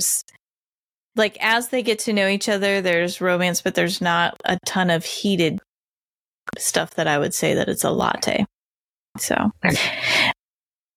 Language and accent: English; Indiana, United States; born and raised in Indiana.